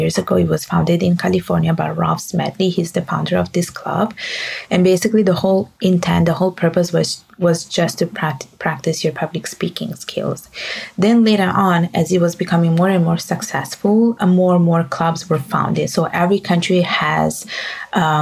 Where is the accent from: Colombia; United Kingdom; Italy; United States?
Italy; English is a second language; moved away as an adult; also born or lived in Bangladesh; now in Montreal, Canada; I am Italian by birth and Bengali by blood and Canadian by law. And I did my studies in Montreal, my university studies in Montreal, but I did the rest of my education back at home in Italy